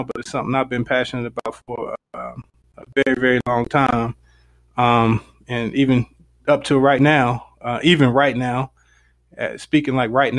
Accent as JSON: {"language": "English", "town": "Greensboro", "region": "North Carolina", "country": "United States", "tie": "born or raised there", "also_born_or_lived": "Raleigh, North Carolina / Virginia", "said": "Greensboro, North Carolina. Grew up, born and raised there"}